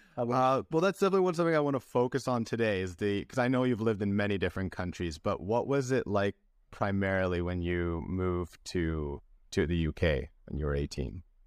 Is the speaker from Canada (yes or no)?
yes; British Columbia, Canada; moved away as an adult; also born or lived in Santiago, Chile / Antwerp, Belgium / Vancouver, Canada; now in Spain; I was born in Santiago de Chile, took my first steps in Antwerp, Belgium, and grew up in British Columbia, Canada.